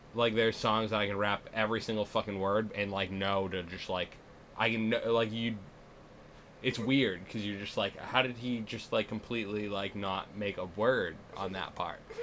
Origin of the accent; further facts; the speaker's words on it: Massachusetts, United States; moved away; I come from Massachusetts, the gayest fucking place